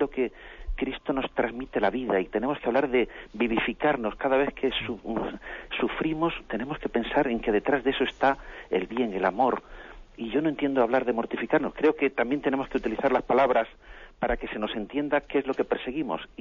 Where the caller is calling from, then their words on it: Madrid, Community of Madrid, Spain; de Madrid.